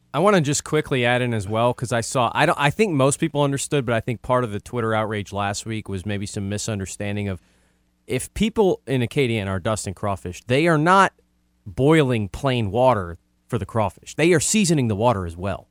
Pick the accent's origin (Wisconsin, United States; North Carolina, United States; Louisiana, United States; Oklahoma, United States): Louisiana, United States; New Orleans; moved away; I'm from New Orleans